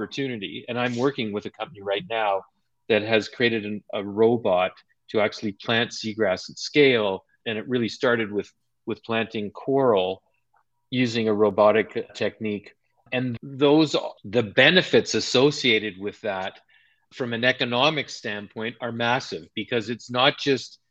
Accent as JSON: {"language": "English", "town": "Montreal", "region": "Quebec", "country": "Canada", "tie": "born or raised there", "said": "When I was a kid growing up in Montreal"}